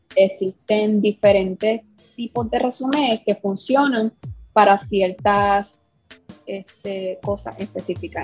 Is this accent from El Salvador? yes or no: no; Puerto Rico; yo soy puertorriqueña